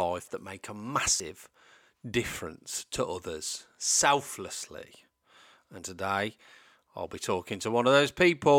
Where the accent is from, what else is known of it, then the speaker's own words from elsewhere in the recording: the Midlands, England, United Kingdom; Us Midlanders.